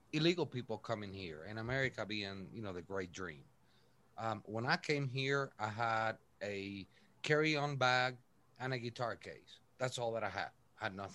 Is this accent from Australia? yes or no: no; Puerto Rico; moved away; I was born and raised in Puerto Rico. I'm not Puerto Rican. I'm half Irish, half Italian